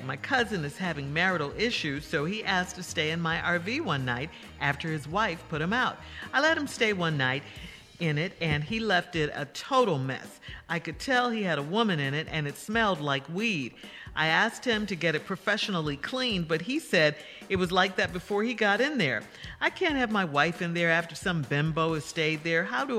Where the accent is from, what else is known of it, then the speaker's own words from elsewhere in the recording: Chicago, Illinois, United States; I'm from Chicago.